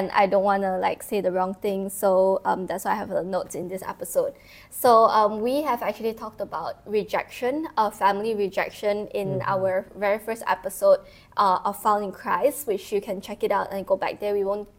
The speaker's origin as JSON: {"language": "English", "town": "Kuching", "region": "Sarawak", "country": "Malaysia", "tie": "born or raised there", "moved": "yes", "said": "I was in my hometown, Kuching"}